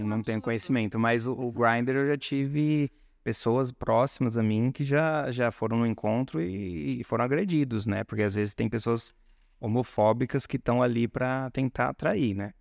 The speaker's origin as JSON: {"language": "Portuguese", "town": "São Carlos", "region": "São Paulo", "country": "Brazil", "also_born_or_lived": "Fortaleza, Ceará", "moved": "as an adult", "said": "São Carlos, interior de São Paulo"}